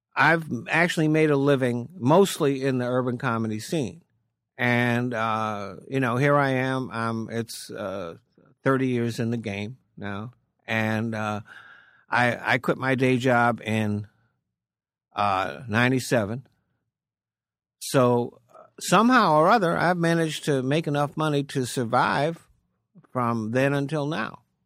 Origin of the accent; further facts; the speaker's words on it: Rhode Island, United States; moved away as an adult; also born or lived in Maine; now in California, United States; Grew up in Rhode Island and came out to Cali in seventy-seven